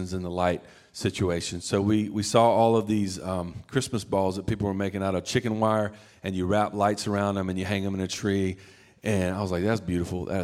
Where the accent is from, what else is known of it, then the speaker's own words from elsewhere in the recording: the South, United States; I'm from the South